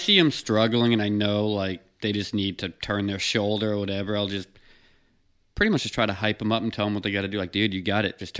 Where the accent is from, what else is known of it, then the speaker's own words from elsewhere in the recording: East Coast, United States; we're from the East Coast, too.